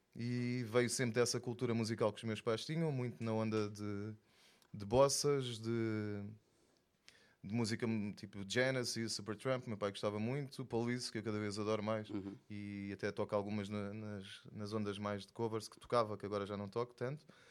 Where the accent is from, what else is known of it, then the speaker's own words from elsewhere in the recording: Faro, Algarve, Portugal; also born or lived in Lisbon / Minho / Angola (ancestry); E nasci em Lisboa, mas foi rápido também, estive só lá dois anos. Depois morei no Minho até aos nove e aos nove vim para Faro. Então sou mais farense do que tudo o resto